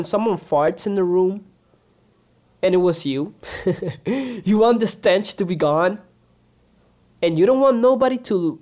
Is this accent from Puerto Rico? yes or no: yes; Puerto Rico; also born or lived in Dominican Republic; I'm a Dominican from Puerto Rico.